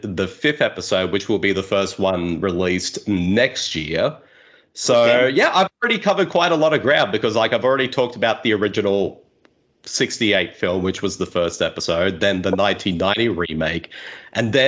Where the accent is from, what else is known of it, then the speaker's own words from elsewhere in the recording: Australia; accent: Australian; as an Australian